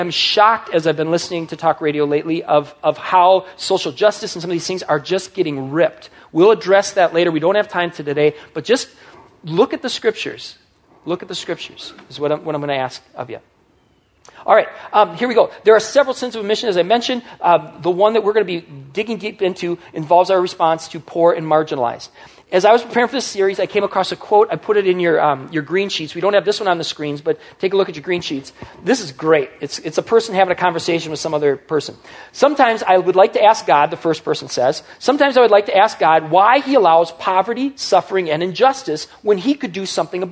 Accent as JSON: {"language": "English", "country": "United States", "tie": "born or raised there", "said": "as an American teenager, as I was growing up"}